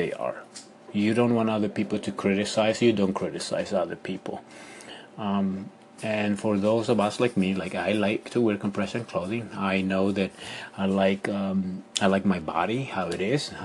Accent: Ecuador; moved away; when I was living in Ecuador

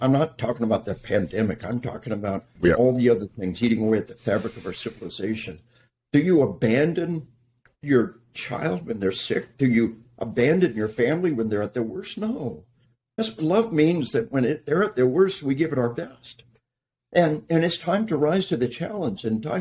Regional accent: Arkansas, United States; We are from Arkansas

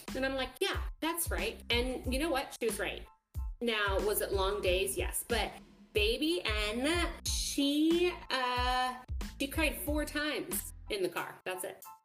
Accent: California, United States; I'm from California

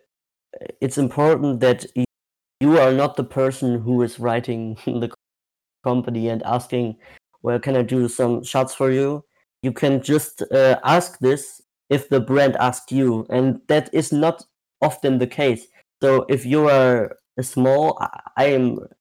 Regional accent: Germany; I'm from Germany.

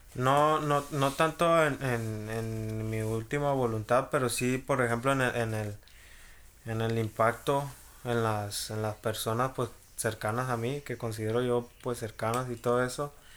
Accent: Mexico; aquí en México, pues ya sabes cómo somos los mexicanos

